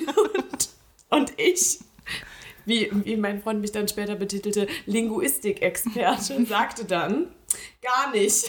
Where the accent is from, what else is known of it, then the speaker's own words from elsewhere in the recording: Eschweiler, North Rhine-Westphalia, Germany; Eschweiler, hm. äh, meiner Heimatstadt